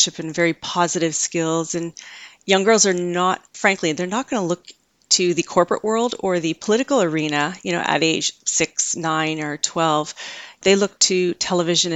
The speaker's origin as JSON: {"language": "English", "country": "Canada", "tie": "born or raised there", "said": "I grew up in Canada"}